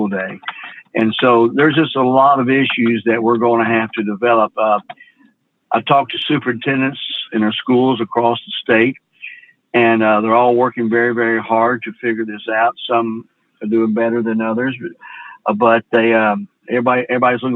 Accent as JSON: {"language": "English", "town": "Memphis", "region": "Tennessee", "country": "United States", "said": "I'm from Memphis, an urban city. And of course, we have broadband connectivity here"}